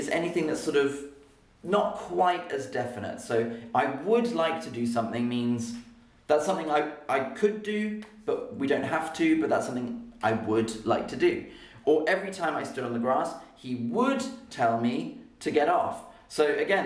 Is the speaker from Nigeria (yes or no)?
no; Oxford, South East England, United Kingdom; accent: RP; also born or lived in London; I was born in London, and I grew up in Oxford.